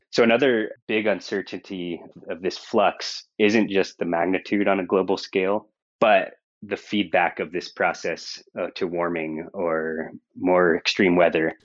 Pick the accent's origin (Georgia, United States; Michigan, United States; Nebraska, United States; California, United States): California, United States; Monterey; moved away as an adult; also born or lived in Seattle / San Diego; I grew up in Monterey, California